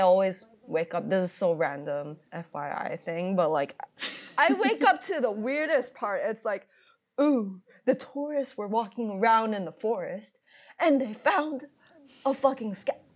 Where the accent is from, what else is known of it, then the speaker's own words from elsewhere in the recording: China; also born or lived in Taiwan / Taipei; I'm from Taiwan, but I grew up in China